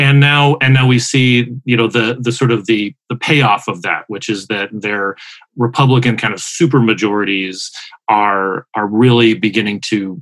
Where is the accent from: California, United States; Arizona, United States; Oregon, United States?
Arizona, United States; Arizona, my home state, voted for Biden.